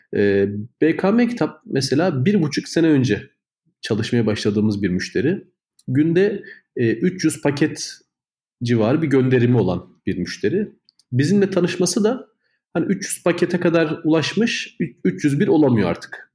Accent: Kahramanmaraş, Turkey; now in Istanbul, Turkey; biz de aynı zamanda Kahramanmaraşlıyız. Memleketimiz Kahramanmaraş.

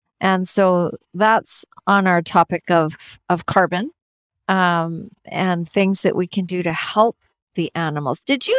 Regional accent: Canada; I'm from Canada.

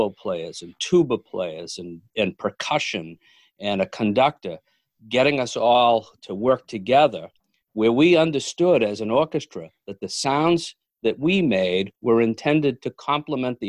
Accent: Milford, Massachusetts, United States; I grew up in Milford, Mass

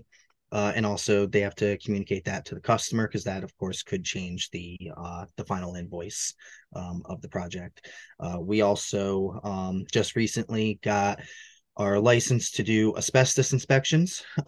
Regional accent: Hudson Valley, New York, United States; here in the Hudson Valley, in New York

